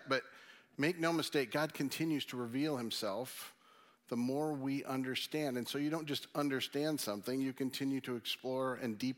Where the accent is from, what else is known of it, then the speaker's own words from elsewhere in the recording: Michigan, United States; being from Michigan